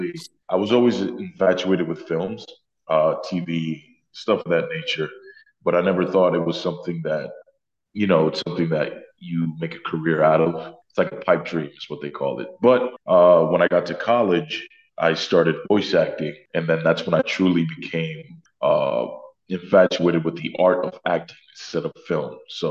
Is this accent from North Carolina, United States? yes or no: no; New York City, New York, United States; From Queens, New York, born and raised.